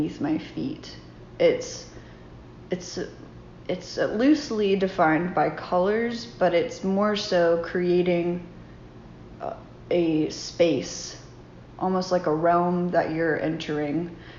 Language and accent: English; Burke's Garden, Virginia, United States; I grew up in Berks Garden, Virginia, on a sheep farm